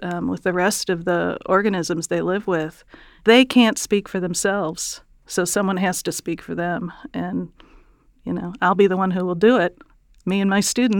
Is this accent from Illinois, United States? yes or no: yes; Chicago, Illinois, United States; I grew up in Chicago